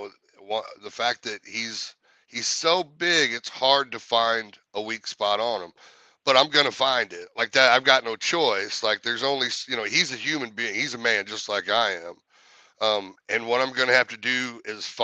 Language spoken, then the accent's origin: English; St. Louis, Missouri, United States; St. Louis is my hometown. That's where I grew up